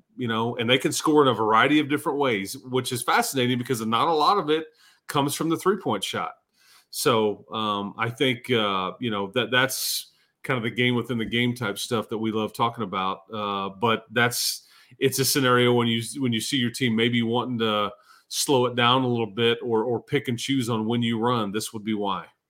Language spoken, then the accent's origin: English; Fort Worth, Texas, United States; moved away; I'm from Fort Worth